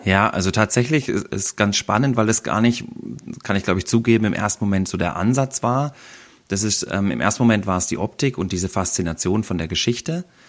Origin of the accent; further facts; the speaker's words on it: Black Forest, Baden-Württemberg, Germany; wir hier bei uns im Schwarzwald wir vespern